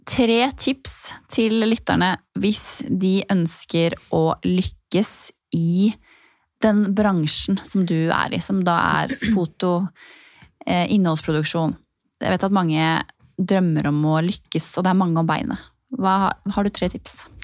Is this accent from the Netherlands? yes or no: no; Drammen, Buskerud, Norway; ingen vet hvem jeg er, eh, jente fra Drammen